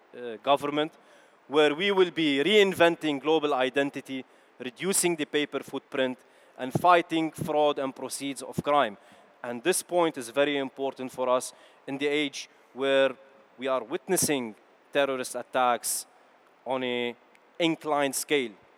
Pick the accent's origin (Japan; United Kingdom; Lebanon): Lebanon; born or raised there; also born or lived in Kuwait; now in Netherlands